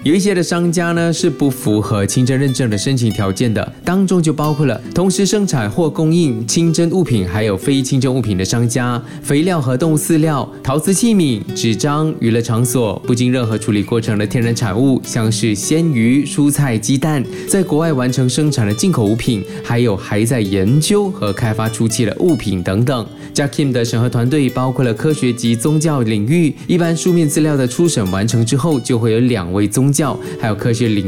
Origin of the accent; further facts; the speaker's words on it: Malaysia; 作为马来西亚人，